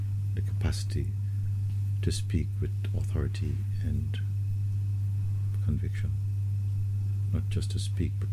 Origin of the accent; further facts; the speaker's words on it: Jamaica; when I was a child growing up in the Caribbean, in Jamaica